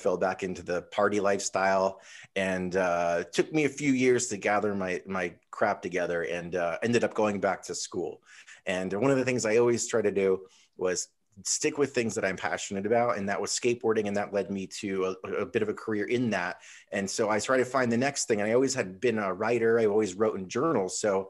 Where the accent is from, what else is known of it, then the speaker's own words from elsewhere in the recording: Connecticut, United States; now in California, United States; I grew up in Connecticut. Winters were harsh, and my dream was always to come to California.